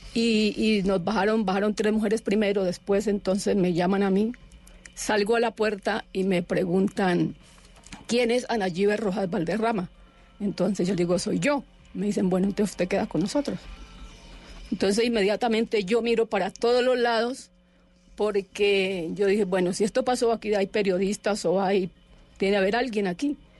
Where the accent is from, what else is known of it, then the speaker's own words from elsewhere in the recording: Palestina, Huila, Colombia; Yo soy de Palestina. Yo nací en, en Palestina, Huila.